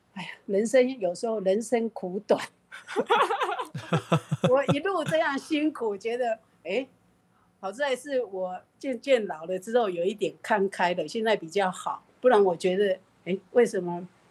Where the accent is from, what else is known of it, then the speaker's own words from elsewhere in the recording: Taiwan; 我们台湾话